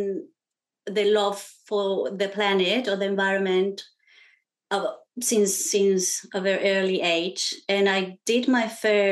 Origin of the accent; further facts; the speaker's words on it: Chile; now in Australia; So I'm Chilean, so that means I was born in Chile. And I grew up in a family with a lot of women entrepreneurs